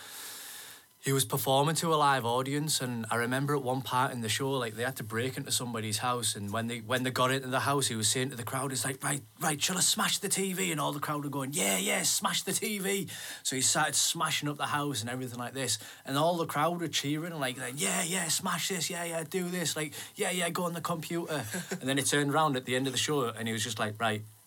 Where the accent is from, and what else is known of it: the Northeast, North East England, United Kingdom